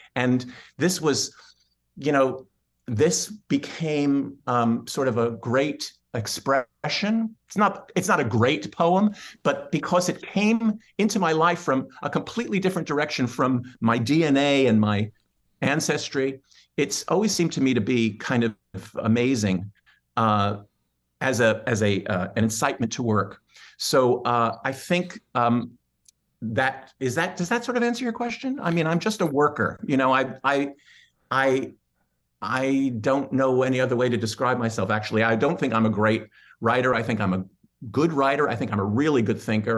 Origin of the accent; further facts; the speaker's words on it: New York City, New York, United States; I'm a born, born and bred New Yorker. Uh, and, uh, I was born in Manhattan, and, uh, I grew up in the, on the, uh, on the Upper West Side